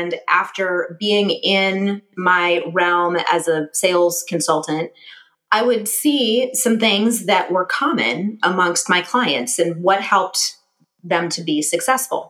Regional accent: Cleveland, Ohio, United States; moved away as an adult; also born or lived in Dayton, Ohio / Columbus, Ohio; I grew up in Cleveland, and I landed in Columbus kind of by accident

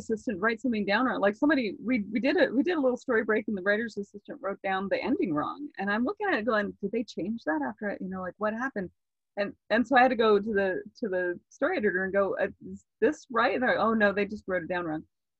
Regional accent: Florida, United States; now in California, United States; When I came from Florida to California, I was reading books on like how to talk to people

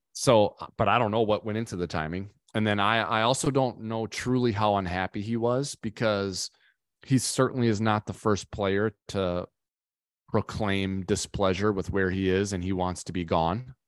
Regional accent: Minnesota, United States; I'm from Minnesota myself

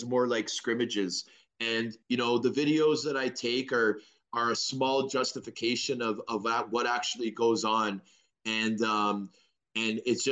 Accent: Toronto, Ontario, Canada; also born or lived in Vancouver; My mom moved us back to Toronto

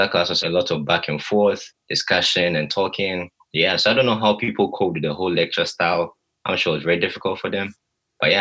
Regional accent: Ghana; moved away as an adult; now in Virginia, United States; I'm from Ghana originally, by the way, also. I couldn't go back home

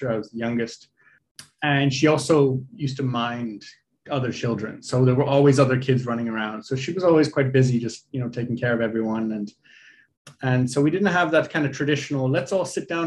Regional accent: Lesotho; And so um, growing up in Lesotho was a fascinating experience.

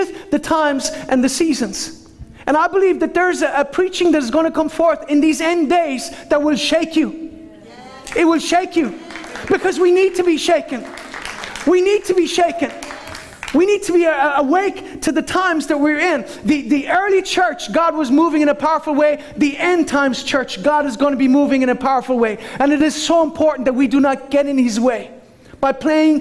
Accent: Ireland; I'm Irish.

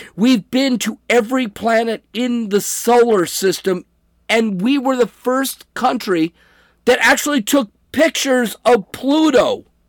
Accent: United States; I'm an American

